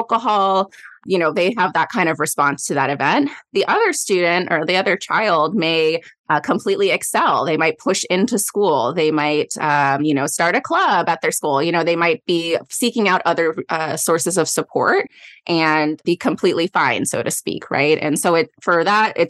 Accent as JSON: {"language": "English", "town": "Goleta", "region": "California", "country": "United States", "said": "I'm from the Goleta area."}